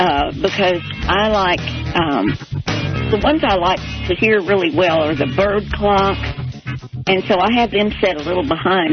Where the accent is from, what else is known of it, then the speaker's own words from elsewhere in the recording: Floydada, Texas, United States; I was born in Floyd County, Texas, which is up near the Panhandle.